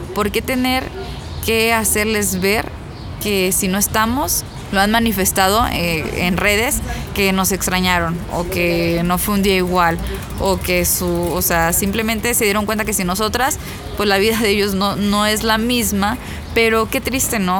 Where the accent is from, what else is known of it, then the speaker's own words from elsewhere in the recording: Ciudad Victoria, Tamaulipas, Mexico; yo soy de Ciudad Victoria